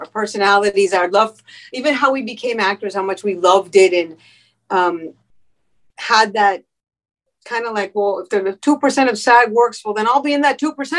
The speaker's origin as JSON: {"language": "English", "town": "Miami", "region": "Florida", "country": "United States", "tie": "born or raised there", "moved": "yes", "lives_now": "Los Angeles, United States", "said": "I was born in Miami of parents who came from Cuba. So I'm first generation American."}